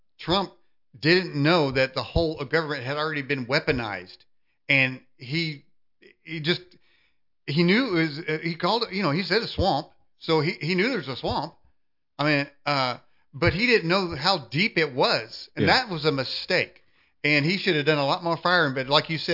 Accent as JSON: {"language": "English", "country": "United States"}